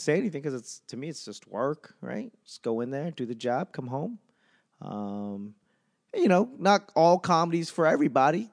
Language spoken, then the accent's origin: English; New England, United States; moved away; The longer I am away from New England, the more I feel like a tourist there